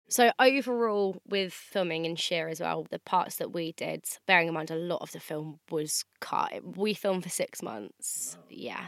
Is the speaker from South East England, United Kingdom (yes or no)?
yes; Andover, South East England, United Kingdom; my hometown as well. Andover's quite a small town